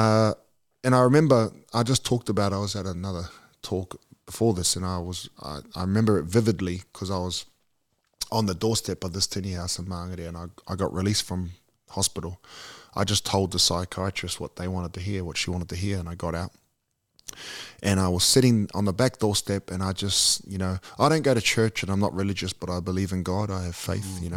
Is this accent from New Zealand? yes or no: yes; New Zealand; born or raised there; also born or lived in Australia